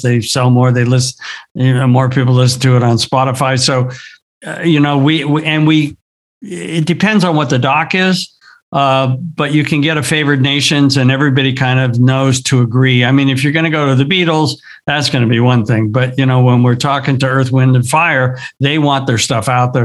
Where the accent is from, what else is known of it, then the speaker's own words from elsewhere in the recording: Southern California, United States; I grew up here in Southern California. I grew up in the surf scene.